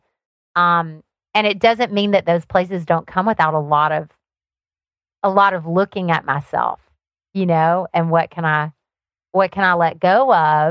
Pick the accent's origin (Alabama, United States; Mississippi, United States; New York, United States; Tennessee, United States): Alabama, United States; moved away as an adult; also born or lived in Seattle, Washington; now in Florida, United States; So I grew up on a farm in Alabama. That's where my accent came from.